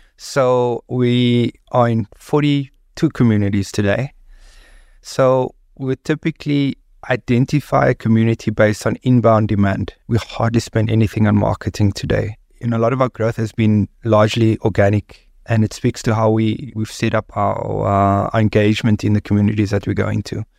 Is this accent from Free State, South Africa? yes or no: no; Cape Town, Western Cape, South Africa; I grew up on the Cape Flats